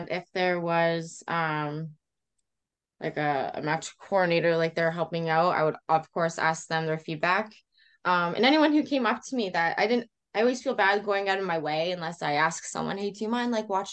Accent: Canada; another Canadian

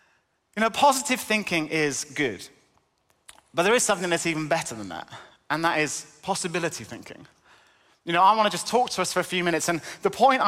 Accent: North West England, United Kingdom; accent: northern; now in Cambridge, United Kingdom; I was born and brought up in Cumbria in the northwest. 14 years in Cambridge has kind of knocked a lot of the accent out of me.

